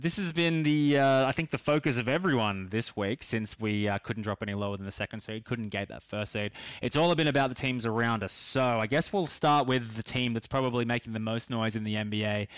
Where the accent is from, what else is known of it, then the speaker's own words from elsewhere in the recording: Australia; being Australian